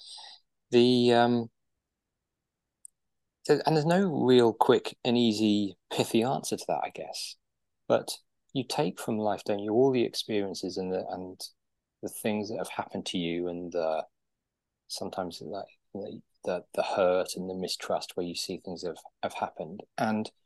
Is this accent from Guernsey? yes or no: yes; Guernsey; I was born and raised in Guernsey, which is an island in the English Channel